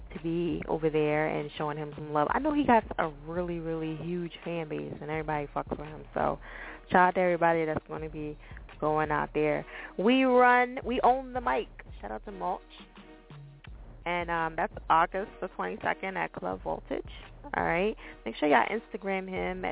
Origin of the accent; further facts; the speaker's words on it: New Jersey, United States; I'm from Jersey, so I speak really crazy.